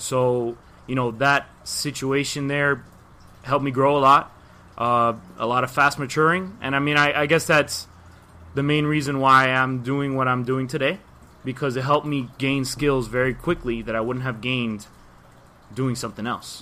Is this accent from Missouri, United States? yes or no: no; Miami, Florida, United States; born and raised Miami, obviously. Way I speak, you probably know